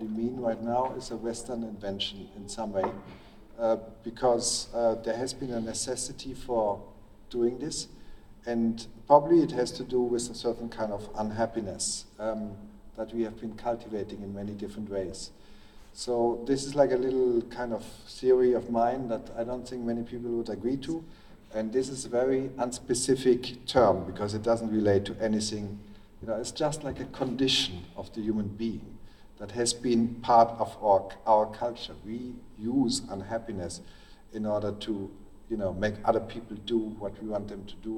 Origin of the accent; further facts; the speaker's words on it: Belgium; I grew up in Belgium